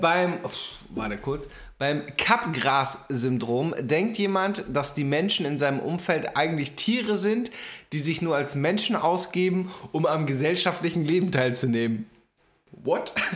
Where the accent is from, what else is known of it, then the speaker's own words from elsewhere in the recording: Hamburg, Germany; Weiß ich als Hamburger